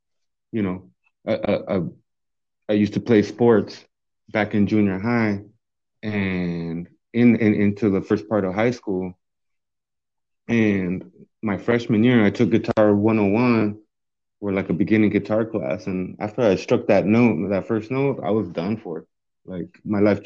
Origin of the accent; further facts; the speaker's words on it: Yuma, Arizona, United States; moved away as an adult; now in Tucson, United States; I'm originally from Yuma, Arizona. I was in Yuma 25 years, you know.